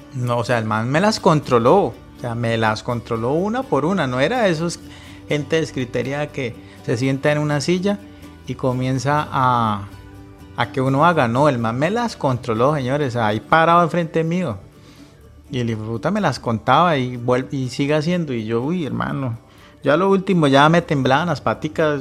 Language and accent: Spanish; Cúcuta, Norte de Santander, Colombia; also born or lived in Medellín; yo soy de Cúcuta, ya dejé de vivir en Medellín, me tocó devolverme pues por acá